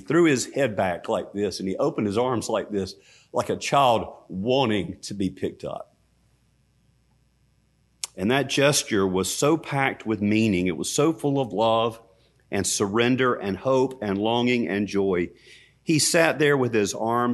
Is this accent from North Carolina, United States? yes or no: yes; Hamlet, North Carolina, United States; moved away; I went back to my hometown, Hamlet, North Carolina